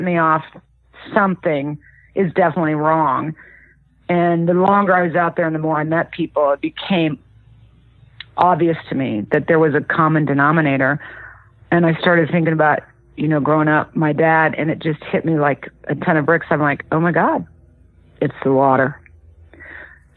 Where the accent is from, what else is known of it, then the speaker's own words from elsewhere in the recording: Kansas, United States; I grew up in the Midwest in Kansas